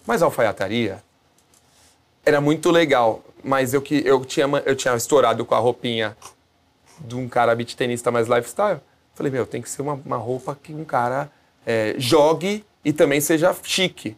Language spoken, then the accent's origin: Portuguese; Brazil; a gente é brasileiro